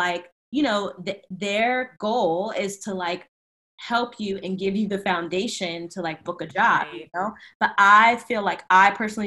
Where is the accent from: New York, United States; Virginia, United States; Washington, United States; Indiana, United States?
Virginia, United States; I'm from Virginia